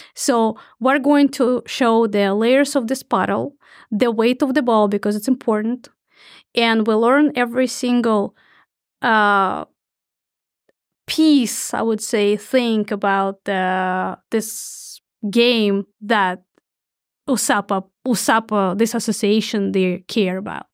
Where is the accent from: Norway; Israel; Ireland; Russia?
Russia; moved away as an adult; now in United States; born in Soviet Union